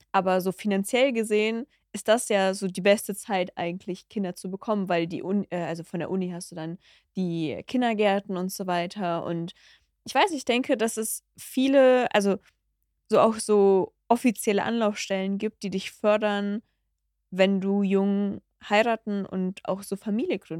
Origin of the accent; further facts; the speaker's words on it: Cologne, North Rhine-Westphalia, Germany; Ah, ich komme aus Chorweiler.